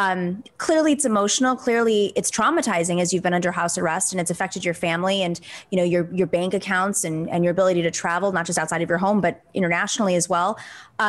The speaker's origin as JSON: {"language": "English", "region": "New York", "country": "United States", "said": "I'm a New Yorker."}